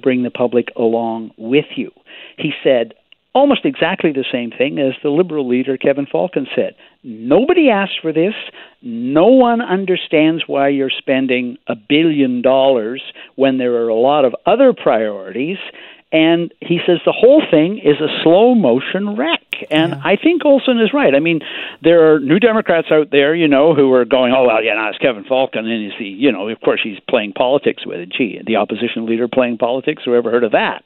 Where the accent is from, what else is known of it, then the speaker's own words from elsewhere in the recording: Victoria, British Columbia, Canada; my hometown newspaper